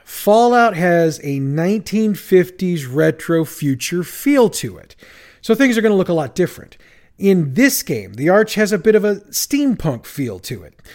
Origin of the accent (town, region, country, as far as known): St. Louis, Missouri, United States; born or raised there